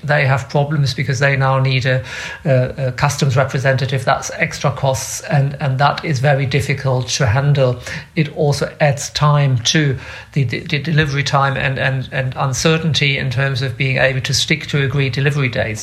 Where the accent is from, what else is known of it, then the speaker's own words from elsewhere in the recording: Bremen, Germany; moved away as an adult; also born or lived in Leeds / New York; I am originally from Bremen